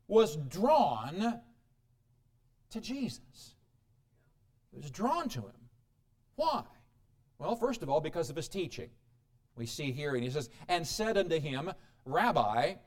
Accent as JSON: {"language": "English", "region": "Midwest", "country": "United States", "moved": "yes", "lives_now": "Colorado, United States", "said": "I come from the Midwest where, let's see, March, we will see sunshine, let me think, in June, the Midwest back there"}